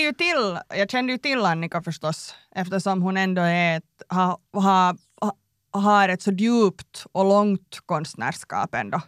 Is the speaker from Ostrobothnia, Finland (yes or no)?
no; Tenala, Uusimaa, Finland; moved away; jag är uppväxt i Tenala, liten by.